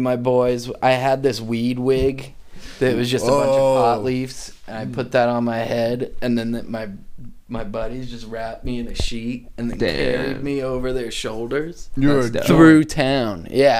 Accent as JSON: {"language": "English", "town": "Bristol", "country": "United States", "tie": "born or raised there", "said": "Growing up in Bristol, Halloween ruled. The whole town shut down."}